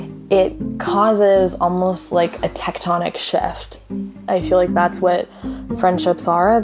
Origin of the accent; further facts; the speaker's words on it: Canada; also born or lived in Toronto, Ontario; I am a 22-year-old listener from Toronto, Ontario. I am an Indian woman born and raised in Canada.